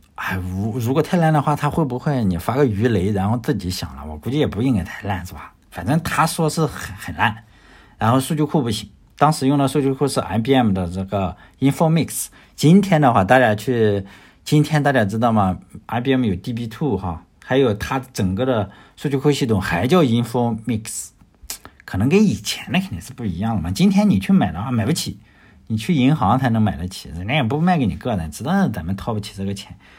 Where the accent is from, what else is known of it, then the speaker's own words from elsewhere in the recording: China; 我也是来自中国的